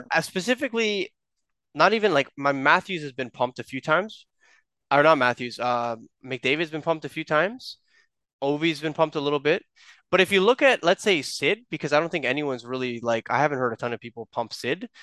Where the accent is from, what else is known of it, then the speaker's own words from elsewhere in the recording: Toronto, Ontario, Canada; we're from Toronto.